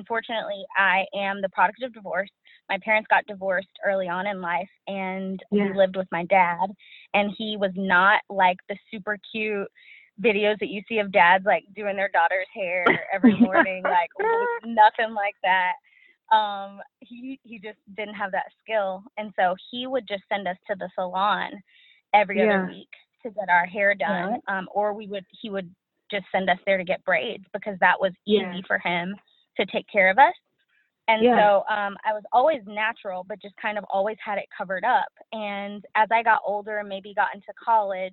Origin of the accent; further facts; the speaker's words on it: Dallas, Texas, United States; I'm from Dallas. I know. There's not very many of us